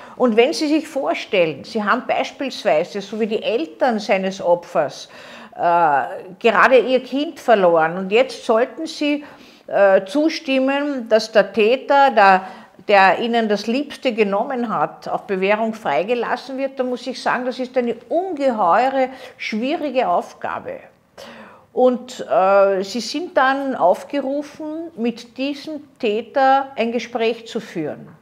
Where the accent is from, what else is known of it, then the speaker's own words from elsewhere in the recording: Austria; bei uns in Österreich